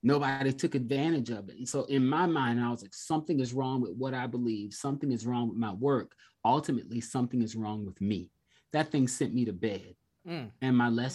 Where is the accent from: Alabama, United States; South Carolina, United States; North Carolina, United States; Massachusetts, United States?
South Carolina, United States; I was raised in South Carolina